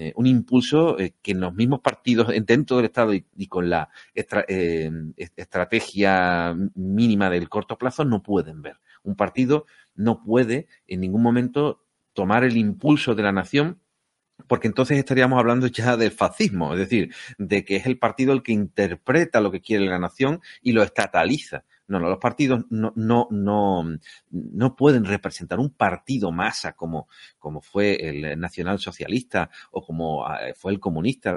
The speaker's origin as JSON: {"language": "Spanish", "country": "Spain", "said": "nosotros somos españoles en Albacete y en eh, La Coruña y en, Murcia o en donde sea. Somos españoles"}